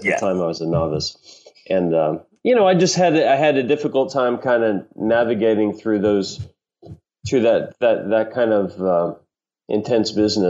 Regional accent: Kentucky, United States; also born or lived in Milwaukee, Wisconsin; I was born in Milwaukee. {S1} Okay. {S3} Raised in Kentucky.

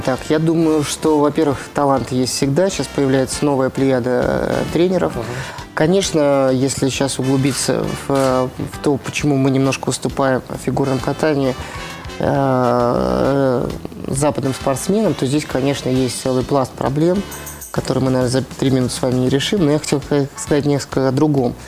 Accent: Moscow, Russia; в Москве в первую очередь, потому что всё-таки это, э, мой родной город

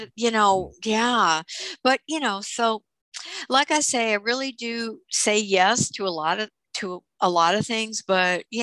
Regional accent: New York City, New York, United States; I grew up in Brooklyn

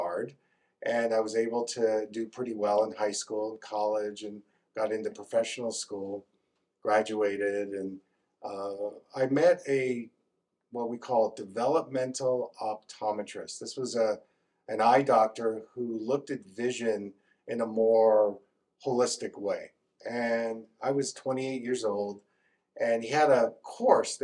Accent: Northeast, United States; moved away; I grew up in the Northeast

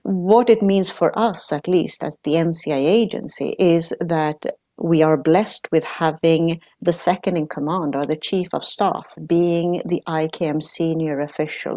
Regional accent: Sweden; now in Netherlands; I'm Italian, but I grew up in Sweden. So, uh, from Italian parents

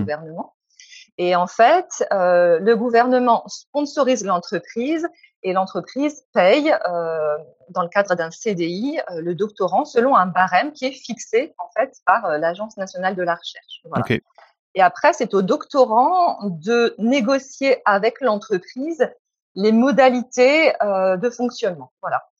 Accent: France; moved away as an adult; also born or lived in Hungary; je suis française ou je suis hongroise et quelle part de moi est française et quelle part de moi est hongroise

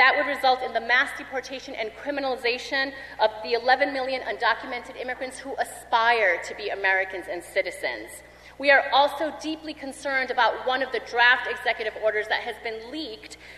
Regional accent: Colombia; now in United States; I'm an immigrant from Colombia

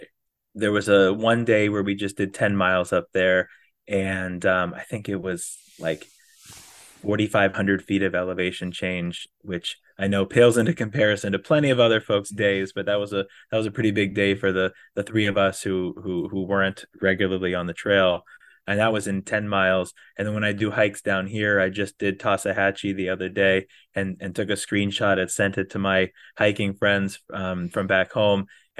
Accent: Florida, United States; because I came from Florida and trained down here as best as one can train at the flat Florida

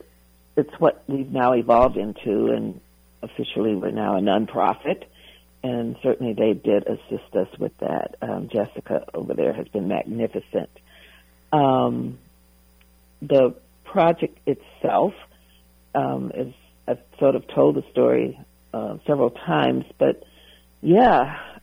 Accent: the South, United States; growing up in the South

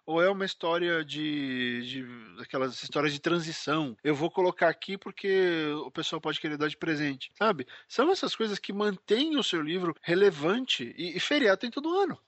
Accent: São Paulo, Brazil; nós dois somos de São Paulo

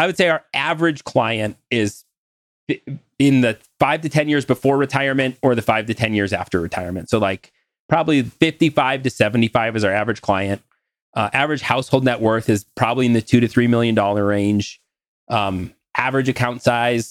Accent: North Dakota, United States; I'm from North Dakota

